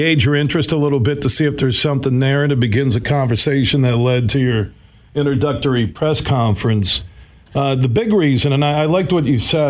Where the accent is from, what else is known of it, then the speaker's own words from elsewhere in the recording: West Michigan, United States; I'm from West Michigan, love the state